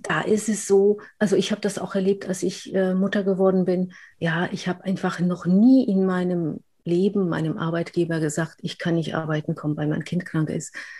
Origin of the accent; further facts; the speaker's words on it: Upper Silesia, Poland; accent: rolling R; German is a second language; also born or lived in Aachen, Germany / Cologne, Germany; now in Germany; In Polen hat man mir gesagt, äh, ich bin eigentlich eine Deutsche, wir sind Oberschlesier, also Spätaussiedler sozusagen